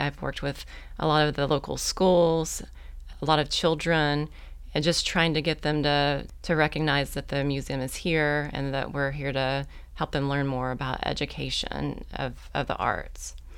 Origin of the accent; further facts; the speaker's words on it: Oklahoma, United States; moved away as an adult; also born or lived in Muldrow, Oklahoma; now in Fort Smith, United States; I'm actually from Oklahoma